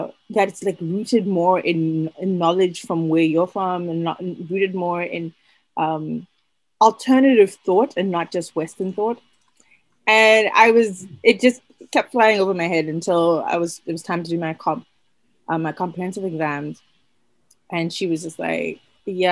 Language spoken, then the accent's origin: English; Botswana; moved away as an adult; also born or lived in United States; I am originally from Botswana. So I only moved to North America 2016